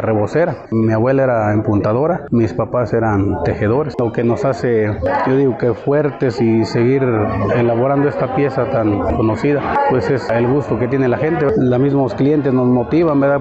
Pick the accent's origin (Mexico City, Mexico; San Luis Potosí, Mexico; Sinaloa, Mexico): San Luis Potosí, Mexico; Santa María del Río; originario de Santa María del Río, San Luis Potosí.